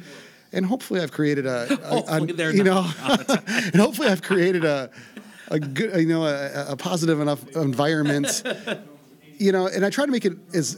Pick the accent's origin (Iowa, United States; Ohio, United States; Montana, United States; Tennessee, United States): Iowa, United States; moved away as an adult; now in White Bear Lake, United States; I grew up in Iowa, went to school in Iowa City.